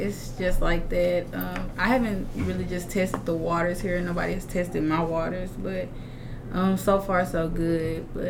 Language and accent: English; El Dorado, Arkansas, United States; I'm from El Dorado, and I'm a sophomore.